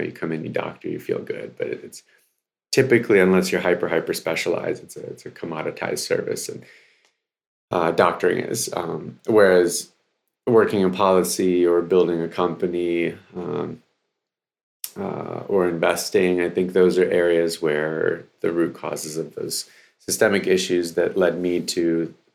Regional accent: Baltimore, Maryland, United States; also born or lived in Odesa, Ukraine; Came over in 89 when I was 5 years old. We came from Odessa, Ukraine, and landed in Baltimore. As you mentioned, West Baltimore.

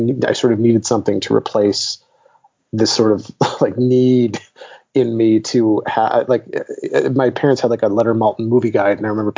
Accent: Detroit, Michigan, United States; moved away as an adult; also born or lived in Chicago; now in Los Angeles, United States; I'm originally from Detroit. I grew up in Detroit and then I went to college in Chicago

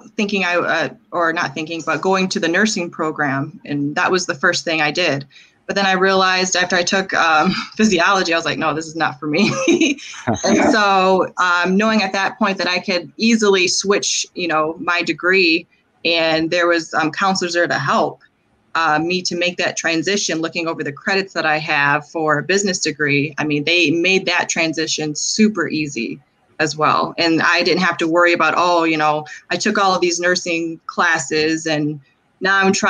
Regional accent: Lansing, Michigan, United States; Born and raised in Lansing, like I said, again, went to Grand Ledge High School as well

